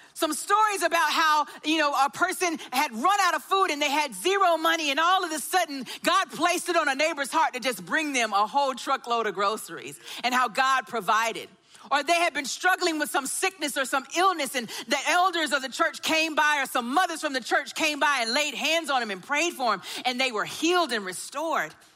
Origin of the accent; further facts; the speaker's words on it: Augusta, United States; I grew up in Augusta and I was the daughter of a pastor